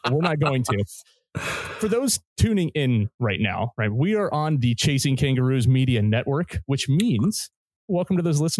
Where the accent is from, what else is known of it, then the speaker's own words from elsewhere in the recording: Midwest, United States; moved away; also born or lived in Texas; where I grew up in the Midwest, and lived in the South in Texas